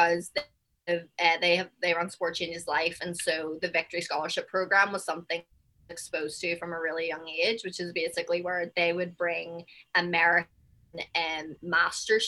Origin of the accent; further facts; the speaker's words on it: Belfast, Northern Ireland, United Kingdom; moved away as an adult; also born or lived in New Jersey / New York; now in Houston, United States; I'm from Belfast, Northern Ireland, and I've played basketball since forever. And my parents were my coaches.